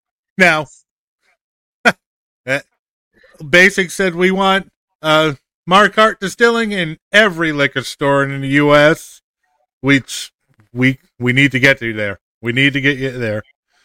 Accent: Massachusetts, United States; moved away as an adult; now in Florida, United States; I'm originally from Massachusetts, so I'm used to cold.

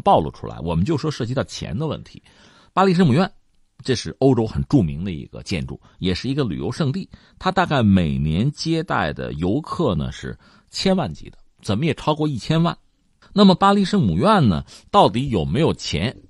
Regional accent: China; 我作为一个中国人没有去玩过

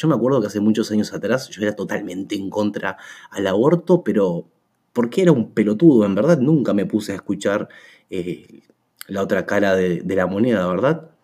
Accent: Uruguay; soy de Uruguay

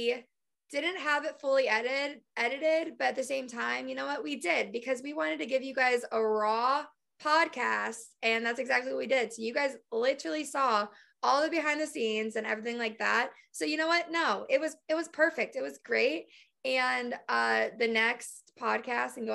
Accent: Cleveland, Ohio, United States; moved away as an adult; also born or lived in Orlando, Florida; now in Nashville, United States; Florida to Cleveland, my hometown.

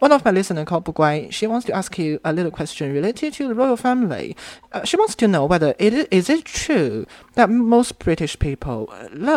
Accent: China; I'm from China. I'm listening in China.

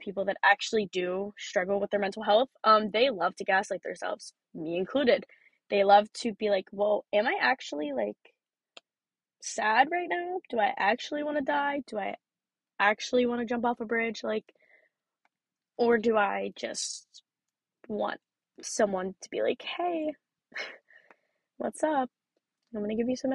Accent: Pennsylvania, United States; I am from Pennsylvania.

